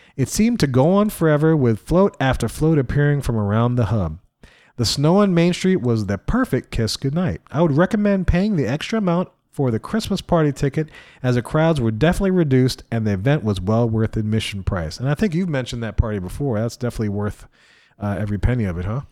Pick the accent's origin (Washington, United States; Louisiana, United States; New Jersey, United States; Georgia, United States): Louisiana, United States; I'm from Louisiana